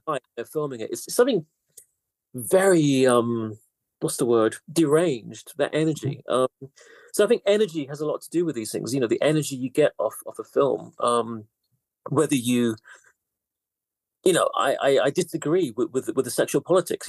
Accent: United Kingdom; also born or lived in London; I'm half Greek actually, but still, I, I, I, I grew up in Britain. I never lived in Greece.

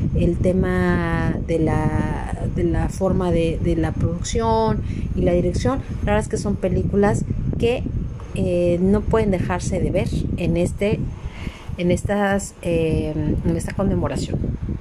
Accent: Mexico; lo que nos ha tocado vivir como mexicanos

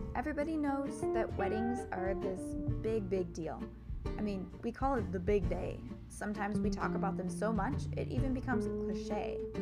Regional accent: Minnesota, United States; I'm Minnesotan. I'm very yeah. proud of being Minnesotan

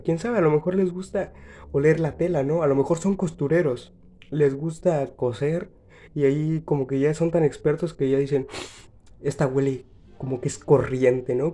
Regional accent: Mexico; yo soy de México

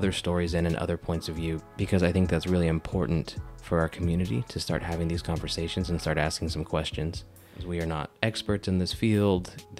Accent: United States; I identify as Chicano, and what that means is that I am American-born of Mexican descent.

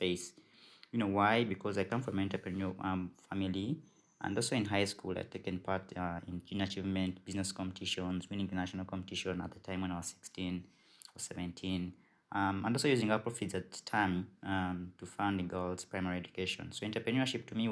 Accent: Uganda; I'm from Uganda

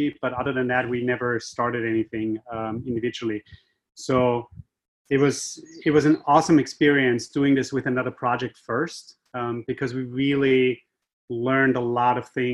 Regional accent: Austria; accent: Austrian; moved away as an adult; also born or lived in Asia; now in Boston, United States; My accent is Austrian. I'm from Europe originally

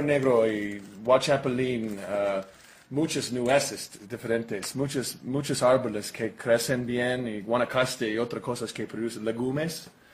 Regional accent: Oregon, United States; Spanish is a second language; moved away as an adult; now in Costa Rica; de Oregon, sí, soy oregonian. Pero ah, vivo en Costa Rica para los últimos 12 años

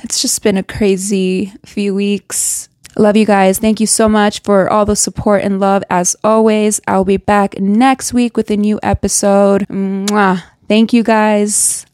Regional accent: Reno, Nevada, United States; moved away as an adult; I grew up in Reno, Nevada. I lived there up to I was twenty-five.

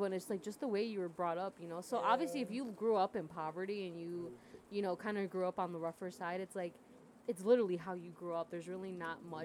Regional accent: Oak Lawn, Illinois, United States; I grew up in Oak Lawn, you know, so it's like my damn near my whole life

